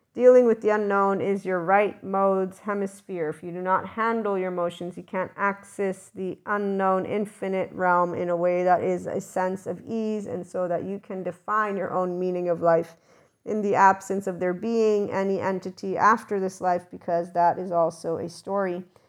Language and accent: English; United States; my schooling is American, so yes, I'm the American that knows Fahrenheit